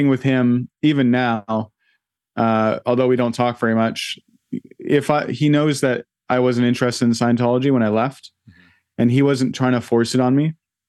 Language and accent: English; Vancouver, British Columbia, Canada; So I grew up in Vancouver in a little townhouse complex, and across the street was a house with a cherry tree